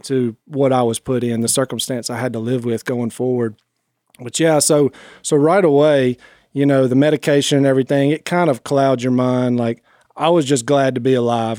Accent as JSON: {"language": "English", "town": "Rayville", "region": "Louisiana", "country": "United States", "tie": "born or raised there", "said": "I was raised right here in Northeast Louisiana."}